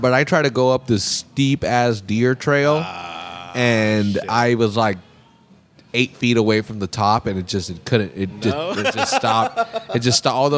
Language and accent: English; Salinas, California, United States; I'm from Monterey County or whatever, or from Salinas, and it's a small town